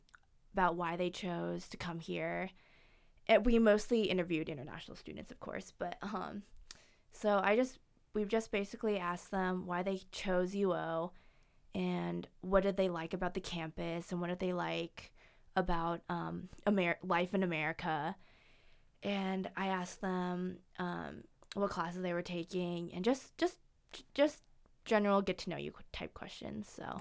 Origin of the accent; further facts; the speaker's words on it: Seattle, Washington, United States; also born or lived in China; So I was adopted from China. So my parents are from the Seattle area.